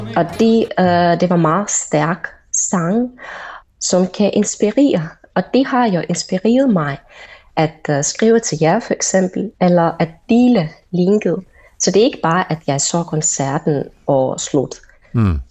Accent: Moscow, Russia; Danish is a second language; jeg er russer, og jeg har boet i Moskva hele mit liv.

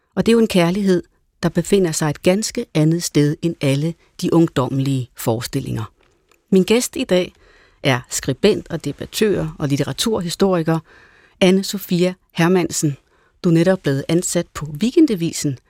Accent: Jutland, Denmark; Jeg er også fra Jylland

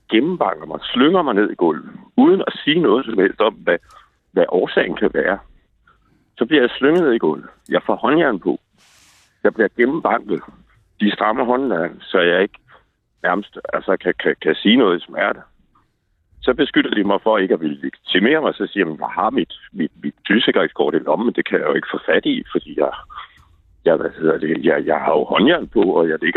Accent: Vordingborg, Zealand, Denmark; nu er jeg 58 år, og jeg er født i Vordingborg

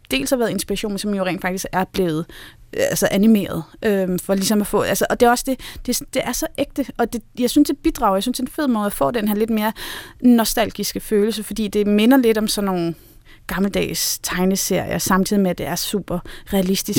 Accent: North Zealand, Capital Region of Denmark, Denmark; jeg er vokset op i Nordsjælland

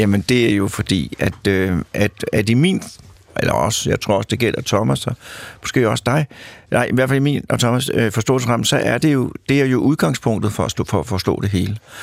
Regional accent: Lyngby, Capital Region of Denmark, Denmark; moved away as an adult; also born or lived in Mørkhøj / Odense; now in Copenhagen, Denmark; jeg er født i Mørkhøj og opvokset i Lyngby

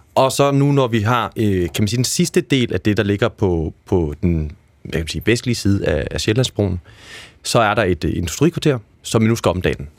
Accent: Aarhus, Central Denmark Region, Denmark; now in Copenhagen, Denmark; jeg er selv fra Aarhus, set, og der er vokset op i et område, der er opkaldt efter nordsjællandske øh, byer. Jeg er opvokset okay. på Ordrupvej

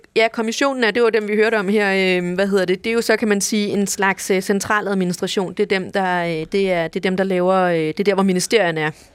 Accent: Denmark; vi er både europæere, og vi er danskere

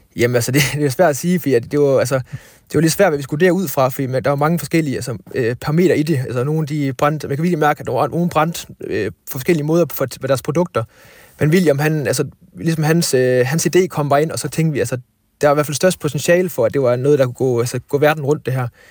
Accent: Thyholm / West Jutland, Central Denmark Region, Denmark; Fiskeland, hvor, hvor jeg kommer fra

